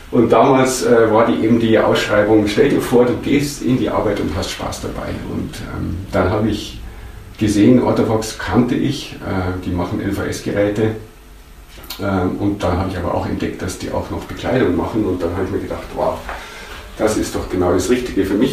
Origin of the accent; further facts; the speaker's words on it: Bad Wiessee, Bavaria, Germany; Ähm, ich bin am Tegernsee aufgewachsen, in Bad Wiessee. Ich bin dann äh, auf das Gymnasium Tegernsee zur Schule gegangen